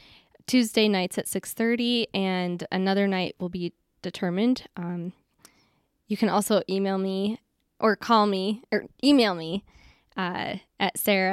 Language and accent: English; Colorado, United States; I'm from Colorado, so thankfully he decided to come this way, and that's how we met, and everything worked out for us.